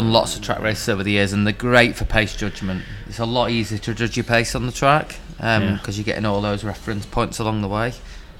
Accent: Ashton-under-Lyne, North West England, United Kingdom; now in Leeds, United Kingdom; I'm from Ashton-under-Lyne originally, and I moved to Leeds 8 years ago

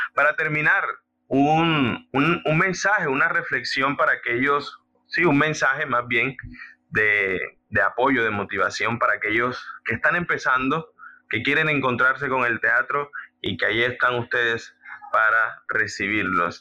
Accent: Córdoba, Colombia; nuestro arte y de nuestra cultura cordobesa

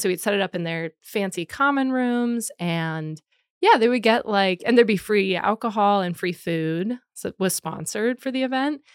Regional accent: Allentown, Pennsylvania, United States; I'm from Allentown, Pennsylvania

